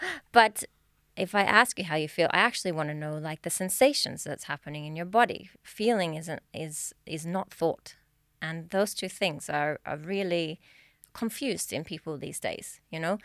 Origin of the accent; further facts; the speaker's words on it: Australia; now in Sweden; I'm from Australia, if you didn't catch the accent.